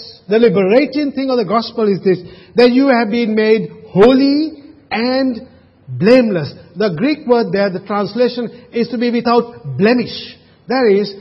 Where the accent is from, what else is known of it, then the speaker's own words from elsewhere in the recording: Sri Lanka; moved away; when I was growing up in Sri Lanka having a slate